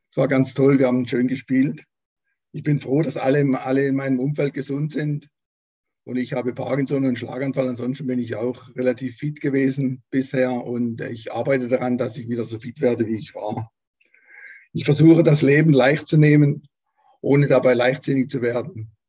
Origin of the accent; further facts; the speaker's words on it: Baden-Württemberg, Germany; born there; Also ich bin 60 Jahre alt, geboren bin ich im Wiesental als äh, Nesthäkchen von zwei älteren, Schwester, älteren Schwestern.